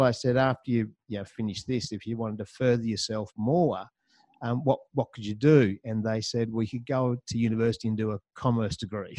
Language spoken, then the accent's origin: English; Hobart, Tasmania, Australia; moved away; also born or lived in Melbourne; I'm actually a Taswegian, so I grew up down there in the Apple Isle. Uh, spent a good uh, 16 years down there, did all my schooling